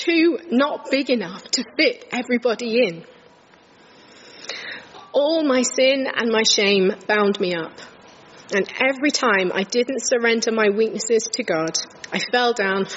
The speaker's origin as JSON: {"language": "English", "town": "King's Lynn", "region": "East of England", "country": "United Kingdom", "tie": "born or raised there", "also_born_or_lived": "Huddersfield", "moved": "as an adult", "said": "I was brought up in King's Lynn in Norfolk"}